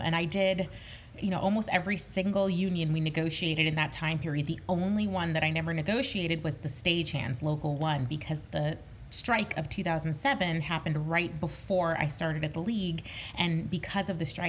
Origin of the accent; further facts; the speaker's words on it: Long Island, New York, United States; I grew up on Long Island, I came to see Broadway shows multiple times a year.